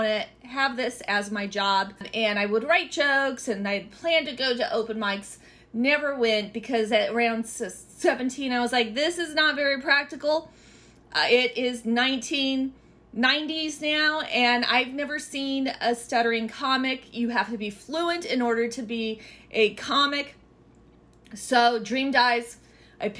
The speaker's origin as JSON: {"language": "English", "town": "Alameda", "region": "California", "country": "United States", "lives_now": "Oakland, United States", "said": "I'm from Alameda, and I've lived in Oakland now for"}